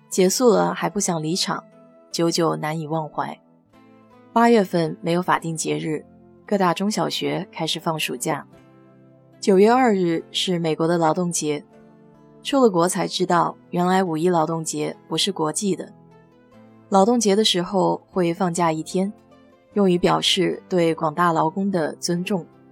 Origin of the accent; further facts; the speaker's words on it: China; now in United States; 我们中国人